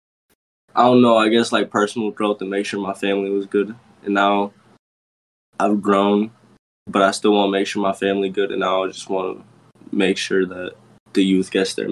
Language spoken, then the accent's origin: English; Rochester, New York, United States; I've been born and raised in Rock my whole life. So this is my city, really. I ain't been nowhere else